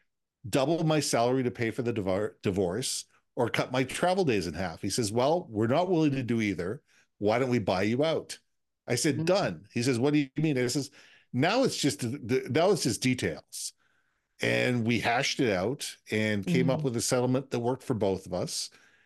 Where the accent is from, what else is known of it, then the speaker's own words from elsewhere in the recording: Minneapolis, Minnesota, United States; now in Vancouver, Canada; And I'm originally from Minneapolis, but I've lived around the world. But Vancouver's always been home.